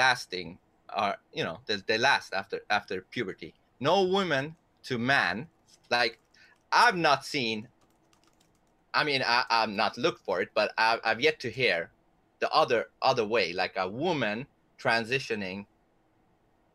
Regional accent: Sweden; English is a second language; I'm a Persian from Sweden, so excuse my English sometimes

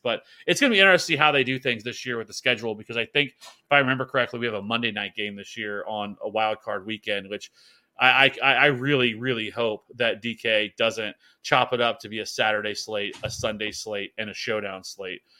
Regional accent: Kansas City, United States; I'm from Kansas City

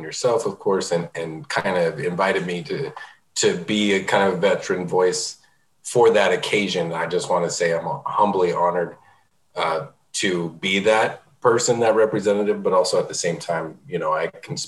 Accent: rural New Mexico, United States; also born or lived in Oakland, California; I grew up in rural New Mexico by way of Oakland, California.

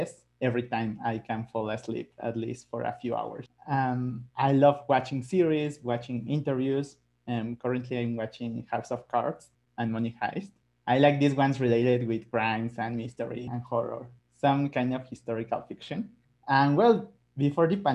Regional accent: Mexico City, Mexico; English is a second language; I was born here in Mexico City. I'm 26 years old. I have one younger sister, and I still live with my parents

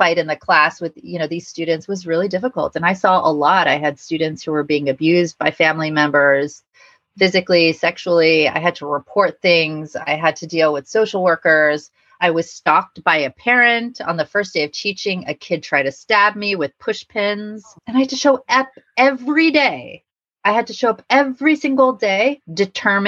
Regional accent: Los Angeles, California, United States; moved away as an adult; also born or lived in New York City; growing up in Los Angeles

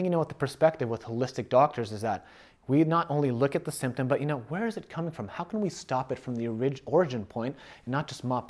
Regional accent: Chicago, Illinois, United States; moved away; I moved from Chicago. I'm from the Midwest.

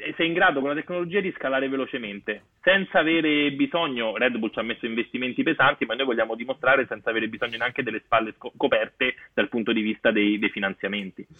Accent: Rome, Lazio, Italy; io sono di Corso Trieste a Roma

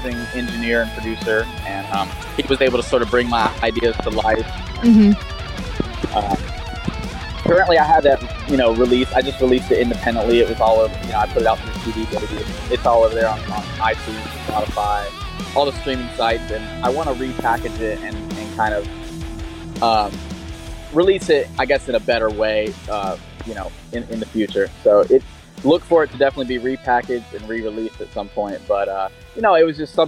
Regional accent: Florida, United States; I'm from Florida and there's tons of swamps and alligators and stuff like that down here

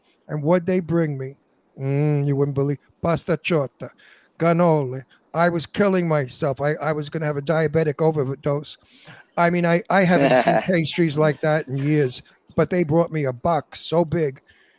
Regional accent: New York City, New York, United States; now in California, United States; I'm not a Californian. I never was. I never will be. The reason why the people out here like me is because I'm a Brooklyn guy.

